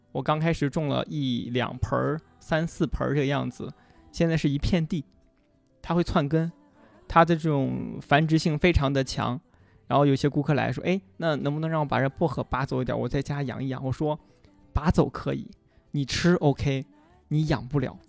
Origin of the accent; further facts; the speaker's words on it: Xi'an, Shaanxi, China; 我讲我们临潼故事，我是个临潼人。我们临潼当地有一个，呃，骊山乳品厂。就是当地一个很小的乳品厂。我是喝着这个奶长大的